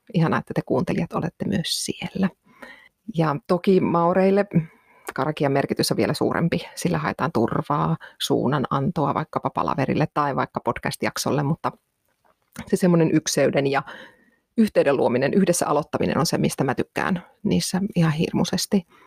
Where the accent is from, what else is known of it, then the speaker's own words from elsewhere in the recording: Finland; moved away as an adult; mä oon muuttanut Suomesta pois